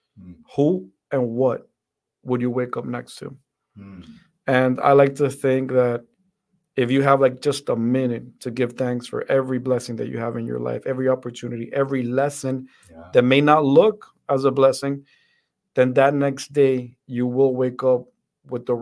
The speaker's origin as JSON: {"language": "English", "country": "Dominican Republic", "tie": "born or raised there", "also_born_or_lived": "Fort Benning, Georgia, United States", "moved": "yes", "lives_now": "United States", "said": "I grew up in the Dominican Republic. That's where my family is from."}